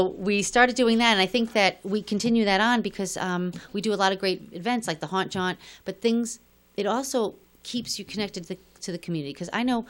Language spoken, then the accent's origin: English; New York, United States; So when I came here and I was from New York to here, I always thought I'd be back in New York.